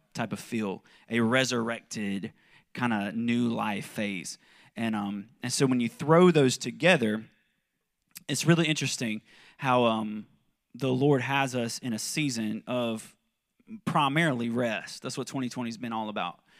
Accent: South Carolina, United States; moved away as an adult; also born or lived in Kentucky; I'm from South Carolina, but, um, we lived in Kentucky for about ten years

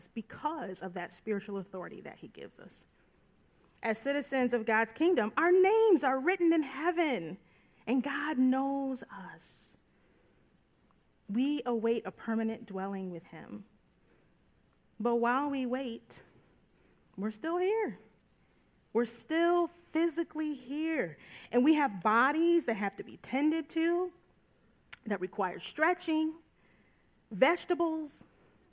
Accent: United States; an American born in the United States

